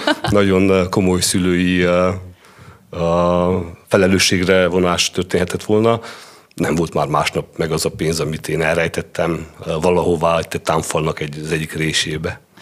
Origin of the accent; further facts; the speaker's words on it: Sfântu Gheorghe, Covasna County, Romania; Tehát rengeteg, rengeteg gyerek nőtt fel abban az utcában, és többnyire ugyanaz a korosztály. Tehát mondjuk én 75-ben születtem